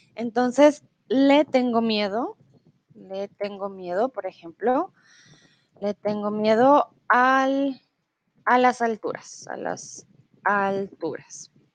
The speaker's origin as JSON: {"language": "Spanish", "country": "Colombia", "also_born_or_lived": "Mexico", "moved": "yes", "lives_now": "Germany", "said": "Soy de Colombia. Comúnmente vivo en Alemania"}